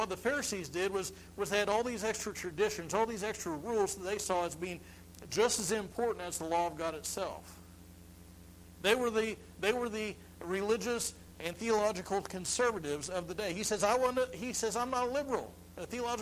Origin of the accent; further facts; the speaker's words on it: United States